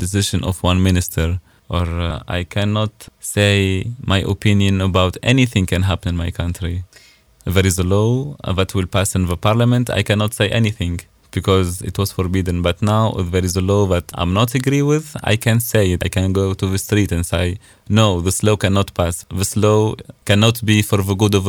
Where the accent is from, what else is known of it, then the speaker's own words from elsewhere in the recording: Nabeul, Nabeul Governorate, Tunisia; English is a second language; moved away as an adult; now in Stuttgart, Germany; my city is on the beach